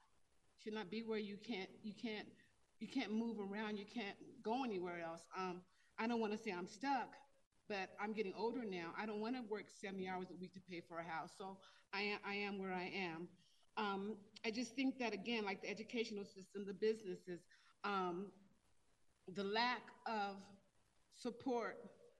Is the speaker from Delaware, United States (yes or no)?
no; Denver, Colorado, United States; I am a Denver and Colorado native. I grew up in Five Points, like original Five Points, and Five Points was Five Points when it was for Harlem of the West.